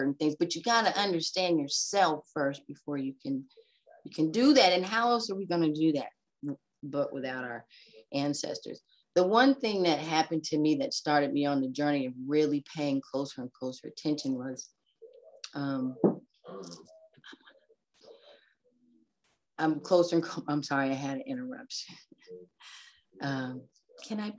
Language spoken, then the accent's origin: English; Los Angeles, California, United States; now in Atlanta, United States; I'm from Los Angeles. I live in Atlanta, but I'm from Los Angeles. I was 7 years old going to Catholic school.